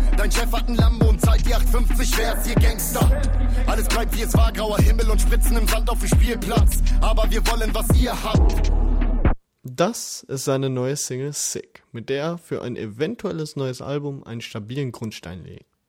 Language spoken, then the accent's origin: German; Essen, North Rhine-Westphalia, Germany; Mein Geburtsort teilt sich nicht nur mit Duisburg die beste Uni Deutschlands